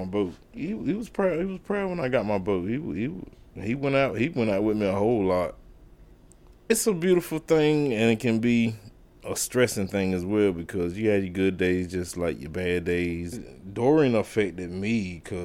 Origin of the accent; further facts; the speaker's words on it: South River, Merrimon, North Carolina, United States; I'm from South River, Merman. It's pretty much a big community. Everybody's somebody's mom, somebody's dad. You can get a whooping if you're doing something.